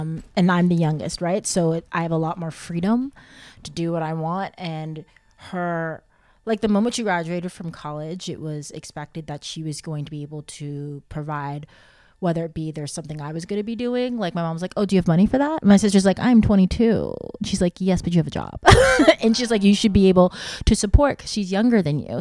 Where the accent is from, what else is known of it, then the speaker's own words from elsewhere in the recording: Texas, United States; moved away; I was born in Texas